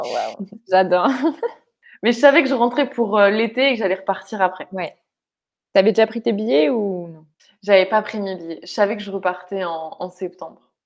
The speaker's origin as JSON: {"language": "French", "country": "France", "tie": "born or raised there", "also_born_or_lived": "Bali", "said": "Je suis dans ma région natale, je suis avec ma famille"}